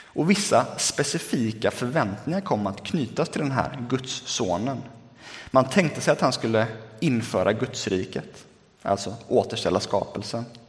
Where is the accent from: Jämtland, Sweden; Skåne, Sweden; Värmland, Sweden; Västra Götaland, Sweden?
Västra Götaland, Sweden; Lerum; now in Gothenburg, Sweden; Sen flyttade vi ut äh, till Lerum där jag är uppvuxen.